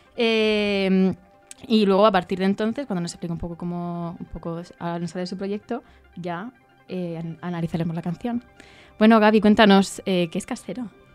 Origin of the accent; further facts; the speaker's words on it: Region of Murcia, Spain; yo soy murciana